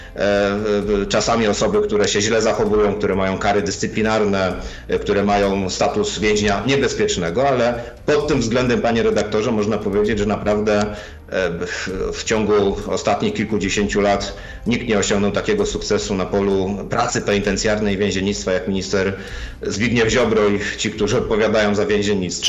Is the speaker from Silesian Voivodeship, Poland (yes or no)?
yes; Silesian Voivodeship, Poland; u mnie na Śląsku dzieciątko przynosi prezenty pod choinkę